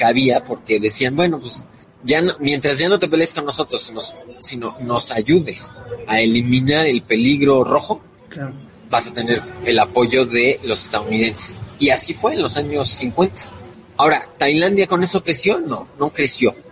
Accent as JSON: {"language": "Spanish", "country": "Mexico", "said": "en el caso de México, que somos el país hispano más poblado"}